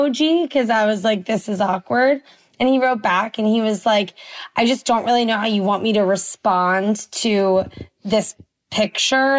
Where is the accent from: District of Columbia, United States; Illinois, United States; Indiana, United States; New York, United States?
District of Columbia, United States; Washington; I grew up in Washington, D.C.